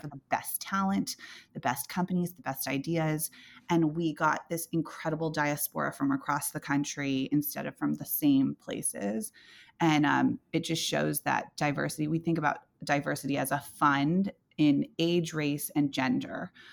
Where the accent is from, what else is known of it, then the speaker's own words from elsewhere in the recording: Silicon Valley, California, United States; I grew up in Silicon Valley.